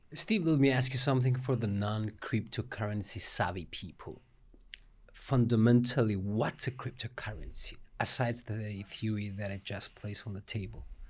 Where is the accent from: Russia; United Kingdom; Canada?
Russia; now in Cyprus; was born in Russia and I came in 1986.